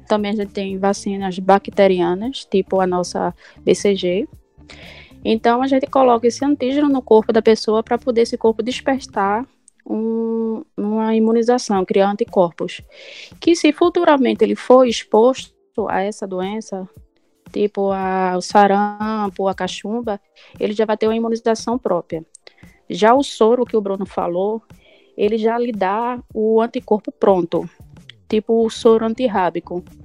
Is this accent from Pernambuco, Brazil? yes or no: yes; Jaboatão dos Guararapes, Pernambuco, Brazil; sou de Jabotão mesmo